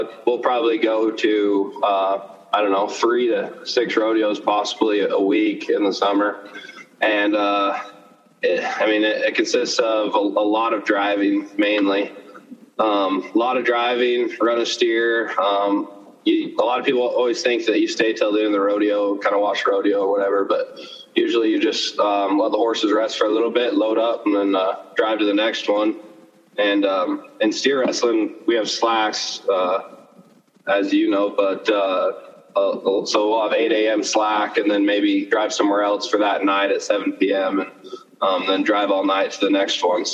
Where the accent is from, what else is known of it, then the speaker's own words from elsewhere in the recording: Baker City, Oregon, United States; I'm from Baker City, Oregon